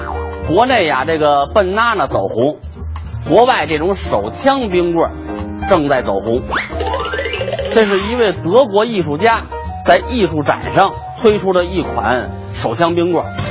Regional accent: Beijing, China; 虽然说咱们北京人爱问候“吃了吗？您呢”，但是这句话可不是咱们北京人发明的。

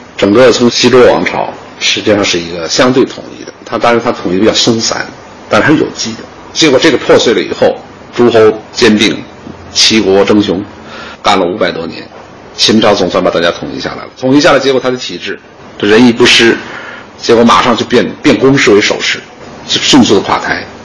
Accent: China; 我们中国人

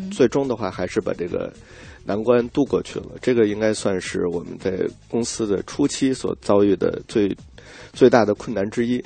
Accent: China; moved away; also born or lived in United States; 觉得这中国虽然说是比美国要落后，但是这是我的故乡吧

